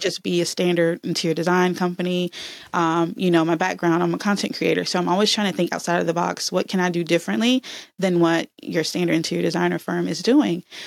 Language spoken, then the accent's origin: English; Alabama, United States; moved away; also born or lived in Texas / Atlanta; I'm from Alabama